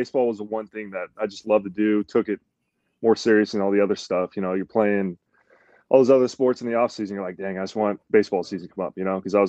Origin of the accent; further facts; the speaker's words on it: Texas, United States; born there; I was born in Texas. I mean, I only lived there for a few years